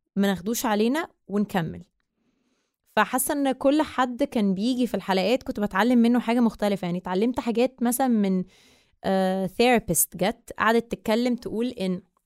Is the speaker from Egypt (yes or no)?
yes; Egypt; أنا مصرية من أم من الجبل الأسود بابا مصري ومامتي من مونتينيجرو